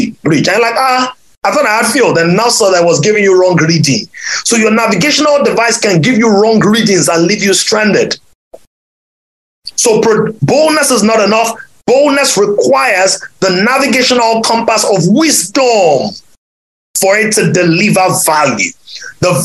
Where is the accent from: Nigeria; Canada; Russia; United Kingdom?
Nigeria; Ibadan, Oyo; moved away; when I was a little boy growing up in Ibadan